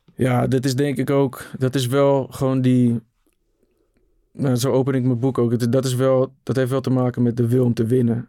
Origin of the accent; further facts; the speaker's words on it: Netherlands; op het pleintje waar ik opgroeide in de rivierenbuurt